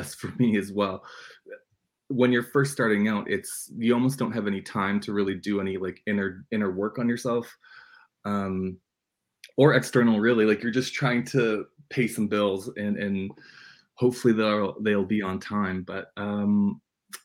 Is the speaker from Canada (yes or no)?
yes; Red Lake, Ontario, Canada; moved away; I grew up in a little tiny community called Madsen